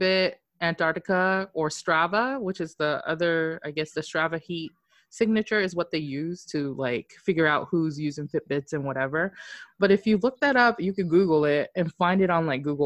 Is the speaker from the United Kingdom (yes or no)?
no; Japan; I'm from Japan